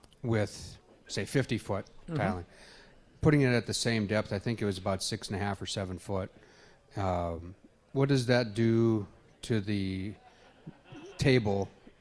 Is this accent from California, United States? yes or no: no; Minnesota, United States; Central Minnesota.